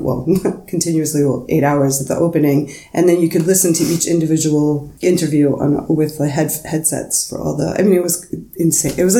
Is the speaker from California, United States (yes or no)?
no; New York City, New York, United States; moved away as an adult; now in Berlin, Germany; where I'm from in Queens